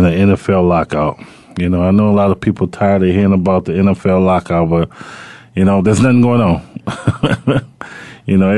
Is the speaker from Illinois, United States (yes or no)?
yes; Chicago, Illinois, United States; Chicago, you know, where I'm from